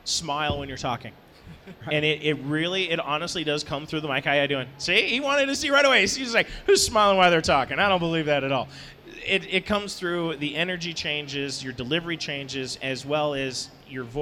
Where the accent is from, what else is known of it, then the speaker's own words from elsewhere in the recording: Wisconsin, United States; I grew up in Wisconsin. There is nothing out there. Nothing but bugs and cheese